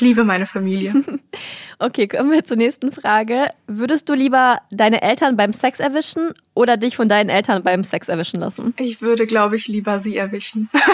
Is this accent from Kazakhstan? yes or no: yes; Kazakhstan; moved away; Ich bin in Kasachstan groß geworden